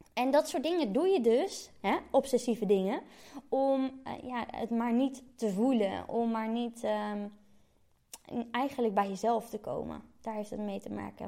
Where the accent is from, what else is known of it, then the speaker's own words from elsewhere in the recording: Gouda, South Holland, Netherlands; moved away as an adult; also born or lived in Utrecht; doordat ik uit Gouda kwam